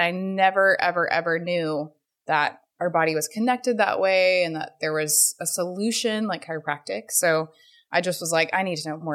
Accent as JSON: {"language": "English", "town": "Fort Worth", "region": "Texas", "country": "United States", "moved": "yes", "lives_now": "Houston, United States", "said": "I was from Fort Worth, so it was, you know, close to home and family"}